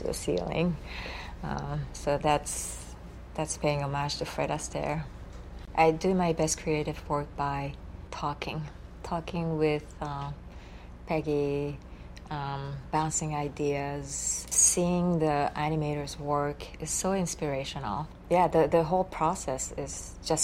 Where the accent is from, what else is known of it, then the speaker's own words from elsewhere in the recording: Japan; English is a second language; moved away; Here I am from Japan. English is my third language.